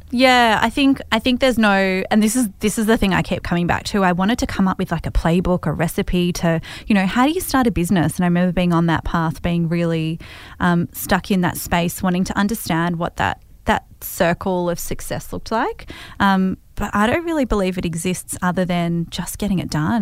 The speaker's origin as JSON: {"language": "English", "town": "Hawthorn", "region": "Victoria", "country": "Australia", "tie": "born or raised there", "said": "I grew up in Hawthorn"}